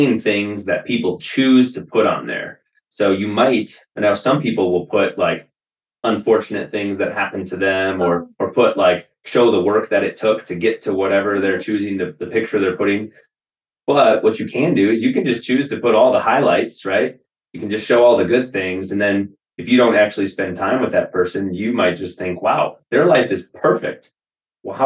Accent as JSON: {"language": "English", "region": "Wisconsin", "country": "United States", "tie": "born or raised there", "moved": "as an adult", "said": "I spent the majority of my life until I was 25 years old in Wisconsin"}